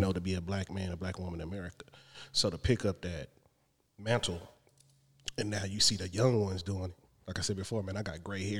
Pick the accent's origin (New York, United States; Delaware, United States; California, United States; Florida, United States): California, United States; San Diego; I'm from Southern Cali, San Diego, SDWC.